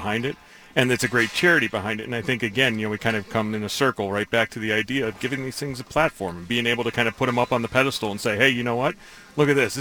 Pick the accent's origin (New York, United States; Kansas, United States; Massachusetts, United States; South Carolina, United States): New York, United States; growing up in New York